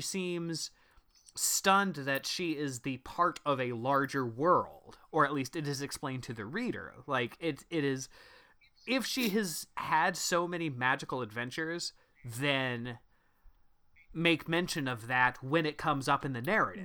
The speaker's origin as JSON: {"language": "English", "region": "Midwest", "country": "United States", "accent": "Midwestern"}